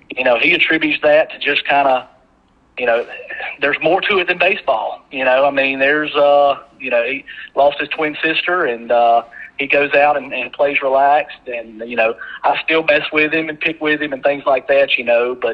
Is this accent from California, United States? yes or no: no; Taylorsville, Mississippi, United States; You know, I'm from Taylorsville